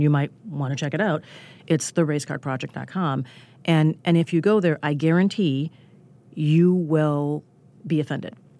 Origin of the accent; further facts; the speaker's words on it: Minnesota, United States; I grew up in neighboring Minnesota